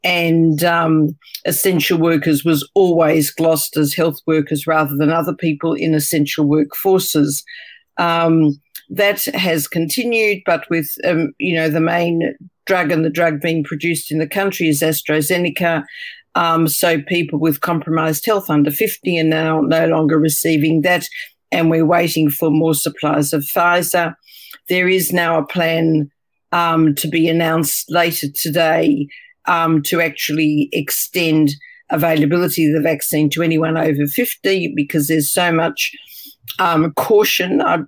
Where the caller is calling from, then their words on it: Australia; I'm calling from the Southern Hemisphere. I'm actually physically in Australia at present